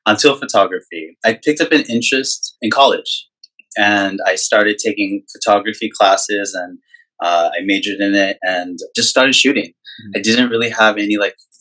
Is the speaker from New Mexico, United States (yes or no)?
yes; Albuquerque, New Mexico, United States; moved away as an adult; now in Los Angeles, United States; I'm originally from New Mexico, Albuquerque, New Mexico.